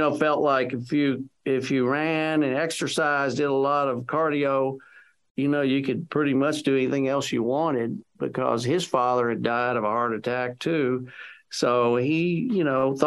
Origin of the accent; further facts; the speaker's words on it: Texas, United States; I'm a Texan. I'm a fifth generation Texan, and I was living in Texas at the time